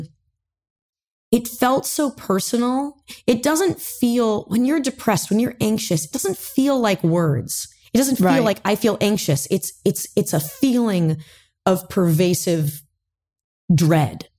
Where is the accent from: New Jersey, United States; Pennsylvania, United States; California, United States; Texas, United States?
California, United States; Manhattan Beach; I grew up in Manhattan Beach, California